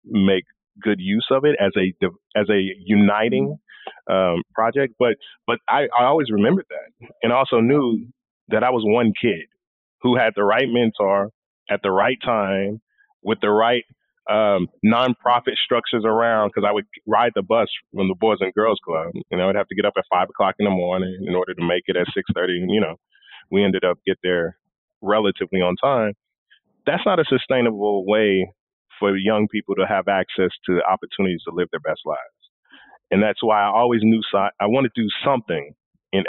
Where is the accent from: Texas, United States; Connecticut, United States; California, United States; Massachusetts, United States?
Texas, United States; Dallas; also born or lived in Houston; I grew up in Southern Dallas